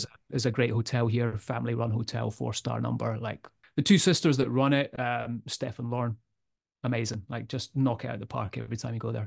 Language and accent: English; Edinburgh, Scotland, United Kingdom; I'm from Edinburgh